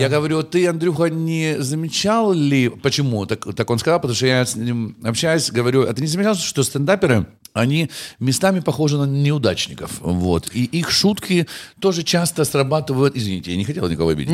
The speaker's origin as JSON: {"language": "Russian", "region": "Kyiv", "country": "Ukraine", "said": "Я парень из Дарницы"}